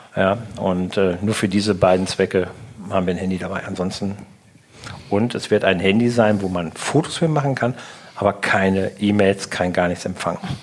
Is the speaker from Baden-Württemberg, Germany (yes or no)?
no; North Rhine-Westphalia, Germany; now in Langenhagen, Germany; zu meiner alten Heimat